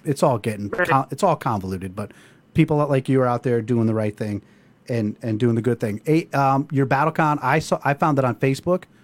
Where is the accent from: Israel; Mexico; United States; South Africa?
United States; Seymour, Connecticut; I'm from Seymour.